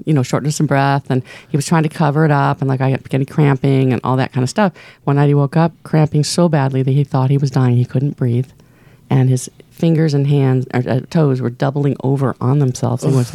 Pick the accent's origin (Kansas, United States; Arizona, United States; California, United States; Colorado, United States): California, United States; Newport Beach; we were raised in Balboa Island